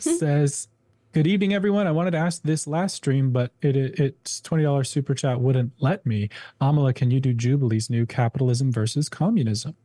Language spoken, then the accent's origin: English; Minnesota, United States; moved away; as a Minnesotan, by the way. I mean, I was born in Minnesota